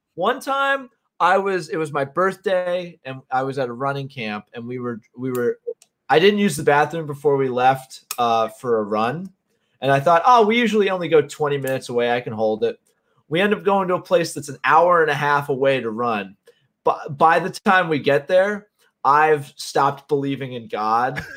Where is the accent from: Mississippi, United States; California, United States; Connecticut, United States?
Connecticut, United States; moved away as an adult; now in South Jersey, United States; I grew up in Connecticut